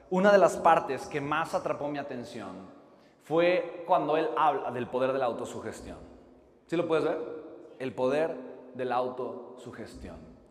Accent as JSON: {"language": "Spanish", "region": "Oaxaca", "country": "Mexico", "said": "Yo soy de Oaxaca, de Italina."}